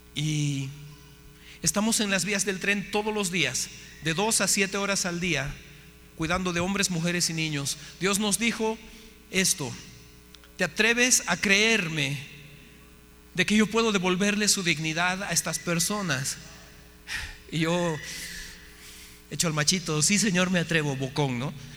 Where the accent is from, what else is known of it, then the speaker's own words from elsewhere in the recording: Bolivia; moved away as an adult; also born or lived in United States / Mexico; Yo soy de Bolivia